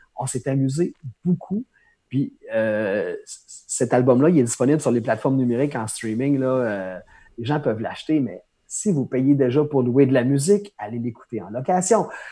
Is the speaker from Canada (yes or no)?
yes; Pointe-Bel, Quebec, Canada; première opportunité de faire un spectacle dans un petit bar de mon village natal à pointe bel